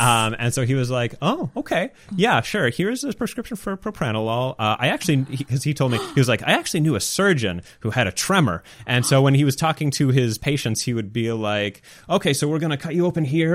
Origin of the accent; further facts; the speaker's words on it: Canada; I'm Canadian